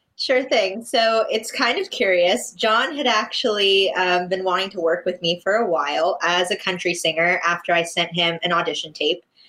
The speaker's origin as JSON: {"language": "English", "town": "West Palm Beach", "region": "Florida", "country": "United States", "tie": "born or raised there", "said": "I'm from West Palm Beach"}